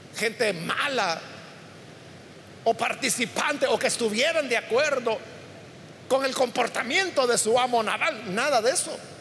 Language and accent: Spanish; El Salvador; todos somos salvadoreños